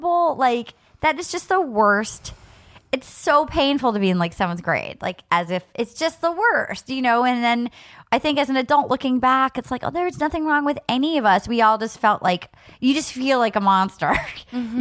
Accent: New England, United States; growing up in New England

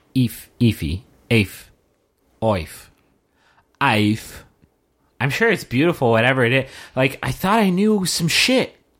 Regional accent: West Virginia, United States; I'm from West Virginia

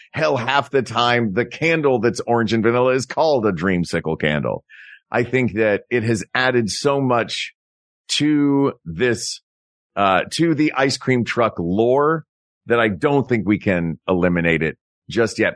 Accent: Tennessee, United States; In Tennessee, I grew up in Tennessee

